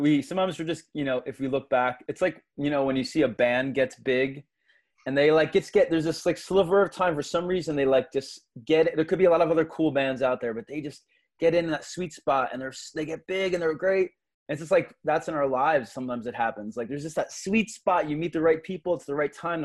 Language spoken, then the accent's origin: English; Philadelphia, Pennsylvania, United States; was growing up in the Philadelphia area, so I'm a Philly kid from South Philly